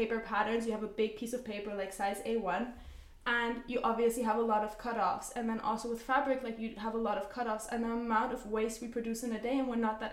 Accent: Zurich, Switzerland; moved away; the life that we have in Switzerland, we grew up in Zurich

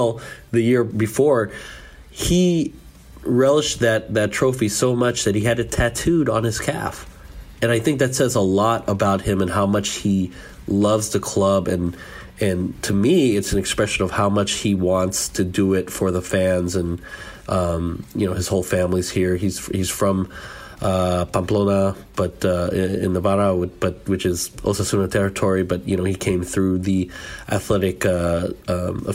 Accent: San Francisco, California, United States; I'm from San Francisco, I'm part Basque and I have family over here

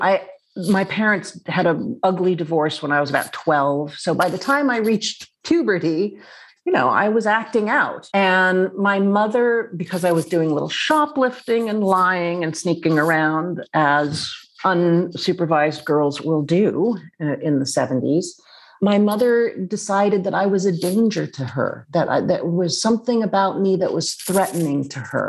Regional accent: New York City, New York, United States; I grew up in Manhattan, the daughter of a well-known film critic, Richard Schickel, and a novelist, my mother, Jill Whedon.

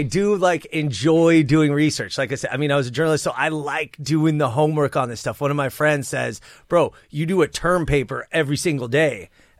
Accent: North Hills, California, United States; So I was born in Sepulveda, which is now known as North Hills, right? Geographic center point of the San Fernando Valley, borders Northridge, Panorama City, Arleta.

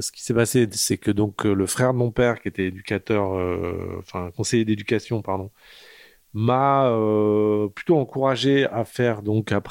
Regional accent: Seclin, Hauts-de-France, France; Je suis né à Seclin, dans le Nord, à la fin des années 70 dans une euh, famille euh, hippie.

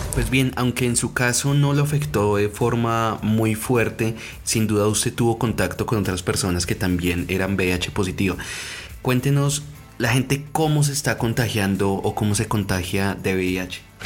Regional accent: Colombia; Aquí en Colombia, en mi país

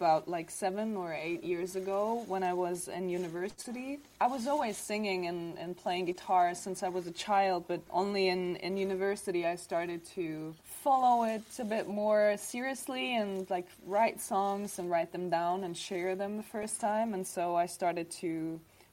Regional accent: Germany; also born or lived in Dubrovnik, Croatia; I was born there, and then I came to Germany when I was 4

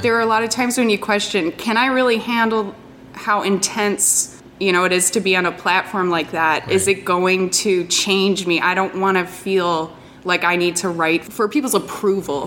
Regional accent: Detroit, Michigan, United States; I'm from Detroit

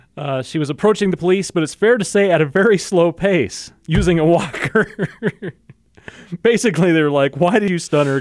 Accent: United States; I'm American

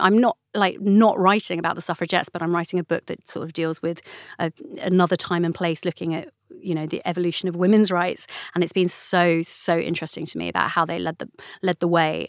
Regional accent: London, United Kingdom; I grew up in the London borough of Camden

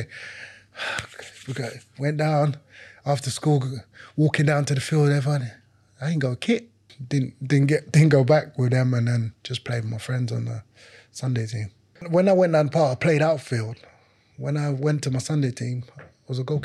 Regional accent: London, United Kingdom; English is a second language; growing up, being in London

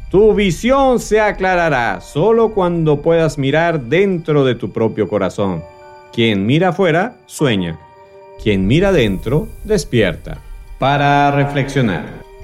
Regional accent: Venezuela; born there; quiero saludar a ti, que me escuchas fiel y consecuentemente desde Caracas, Venezuela. Por supuesto, en mi país natal y donde nació el concepto de superviviente, tenemos a un alto porcentaje de oyentes, a pesar de todas las dificultades que atraviesa mi amado país.

